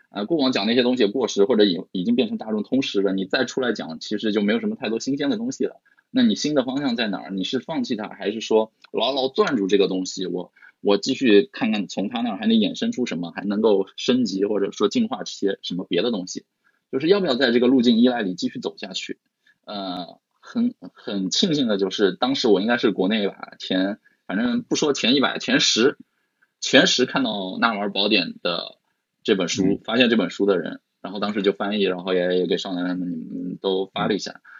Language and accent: Chinese; Shanghai, China; 对我们上海人来说，疫情又，又来了一次嘛